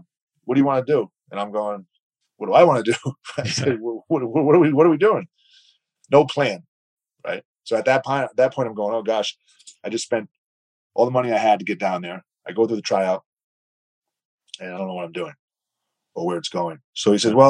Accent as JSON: {"language": "English", "town": "Providence", "region": "Rhode Island", "country": "United States", "tie": "born or raised there", "moved": "as an adult", "said": "I grew up in Providence, Rhode Island, a suburb of Providence."}